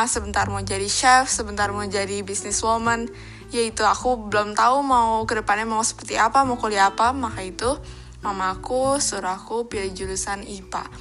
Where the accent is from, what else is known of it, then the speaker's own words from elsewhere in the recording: Jakarta, Indonesia; born there; Aku lahir di Jakarta, tanggal 8 Desember tahun 2003.